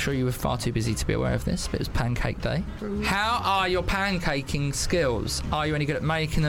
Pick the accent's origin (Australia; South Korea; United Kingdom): United Kingdom; Bexleyheath, London; Bexley Heath!